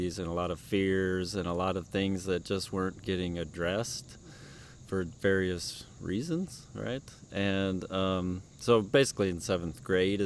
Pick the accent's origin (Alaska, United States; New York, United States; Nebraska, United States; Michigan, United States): Nebraska, United States; Lincoln; moved away as an adult; also born or lived in Washington, D.C. / Arizona; now in Georgia, United States; So I grew up in Lincoln, Nebraska. I moved there when I was a little tiny baby.